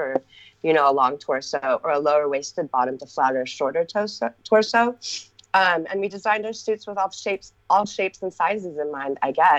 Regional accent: Los Angeles, California, United States; moved away; also born or lived in Hawaii; We grew up in Los Angeles.

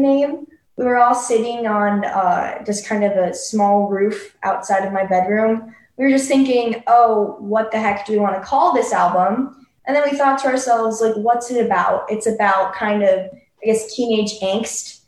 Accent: Chicago, Illinois, United States; growing up in the Chicago music scene

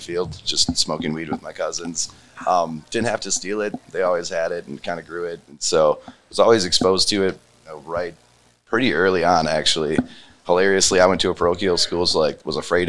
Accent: Wisconsin, United States; moved away as an adult; also born or lived in Colorado; I'm from Wisconsin, so just classic dairy farm family from Wisconsin

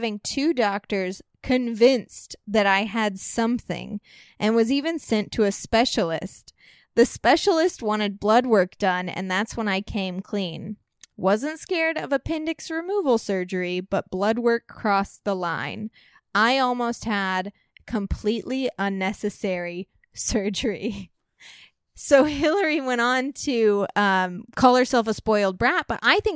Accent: Walnut Hill, Illinois, United States; moved away; I'm from a very small town called Walnut Hill, Illinois

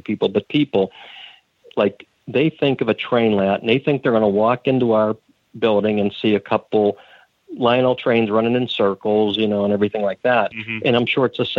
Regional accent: Castle Shannon, Pennsylvania, United States; it's where I grew up in Castle Shannon

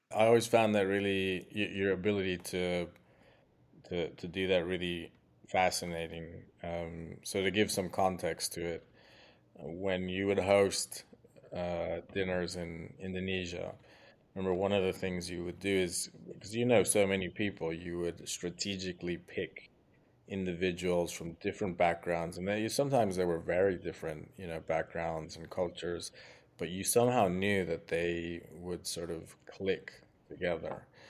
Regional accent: Mexico; "Where are you from?" and I say Mexico

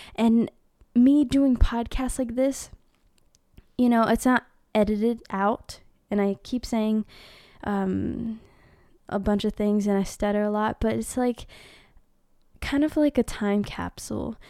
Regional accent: Philippines; I'm Filipina. Filipino

